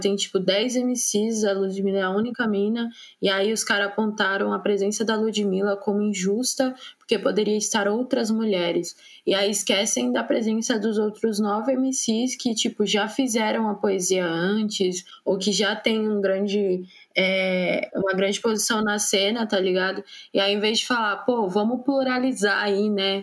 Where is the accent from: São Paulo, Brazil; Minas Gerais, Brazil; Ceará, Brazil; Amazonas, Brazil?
São Paulo, Brazil; sou de São Paulo